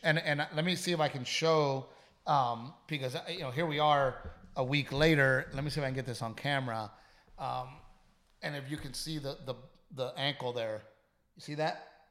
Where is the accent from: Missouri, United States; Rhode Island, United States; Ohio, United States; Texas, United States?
Texas, United States; I'm a Texan, and I love being a Texan